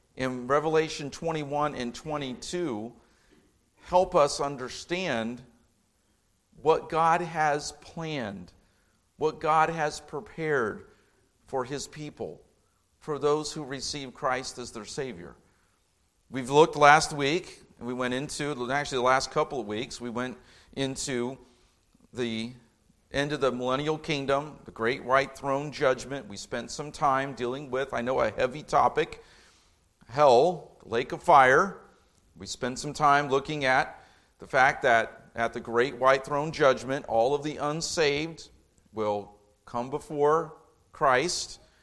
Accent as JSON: {"language": "English", "town": "Indianapolis", "region": "Indiana", "country": "United States", "tie": "born or raised there", "lives_now": "Lafayette, United States", "said": "I grew up in Indianapolis, not Chicago"}